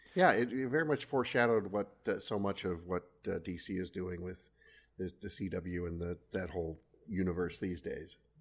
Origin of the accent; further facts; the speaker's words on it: Washington, United States; also born or lived in California / Seattle area; now in Wisconsin, United States; I am a Californian by birth, but I, I grew up mostly in, in Washington, now live in Wisconsin.